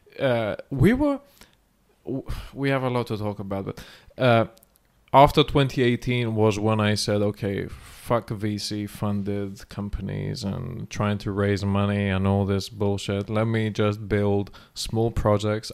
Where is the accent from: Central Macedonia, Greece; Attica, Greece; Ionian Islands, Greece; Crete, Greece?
Central Macedonia, Greece; Thessaloniki; moved away; thessaloniki the city we're now and this is my hometown and jim's hometown as well